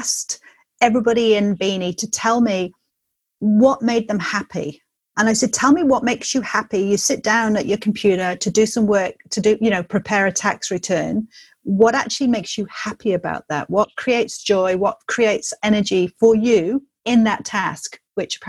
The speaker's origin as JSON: {"language": "English", "region": "England", "country": "United Kingdom", "moved": "yes", "lives_now": "New Zealand", "said": "I'm English"}